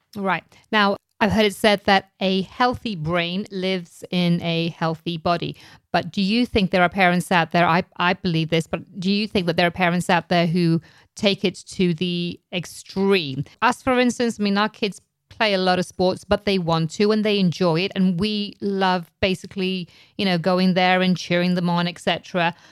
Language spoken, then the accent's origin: English; England, United Kingdom; now in United States; growing up in England